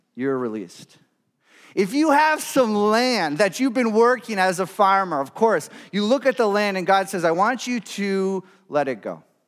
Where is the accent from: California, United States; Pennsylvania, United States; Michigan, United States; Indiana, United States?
Michigan, United States; moved away as an adult; now in Grand Rapids, United States; my hometown, uh, up north